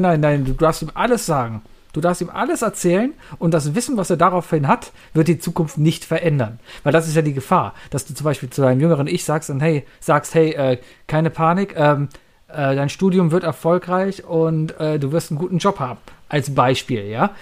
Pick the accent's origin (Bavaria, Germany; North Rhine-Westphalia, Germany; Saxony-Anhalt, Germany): North Rhine-Westphalia, Germany; Cologne; als Kölner